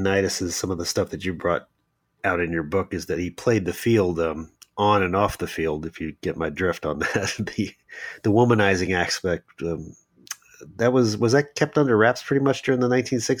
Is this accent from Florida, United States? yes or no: yes; South Florida, United States; I was a kid growing up in South Florida watching